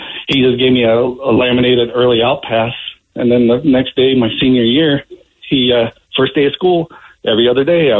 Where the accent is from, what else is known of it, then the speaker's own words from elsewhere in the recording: Indiana, United States; moved away as an adult; also born or lived in Port Orchard, Washington; now in Olalla, United States; I grew up in Indiana. I transferred school as a junior.